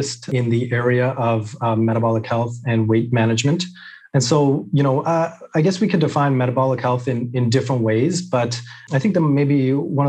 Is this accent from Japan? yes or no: no; British Columbia, Canada; I was born and raised here in British Columbia, Canada